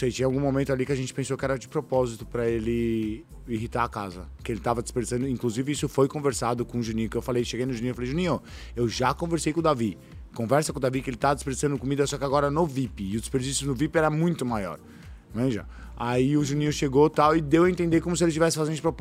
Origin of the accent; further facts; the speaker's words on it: São Paulo, Brazil; é que eu sou de São Paulo, biscoito.